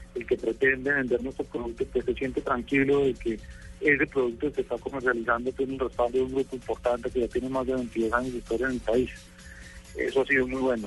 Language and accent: Spanish; Colombia; mi país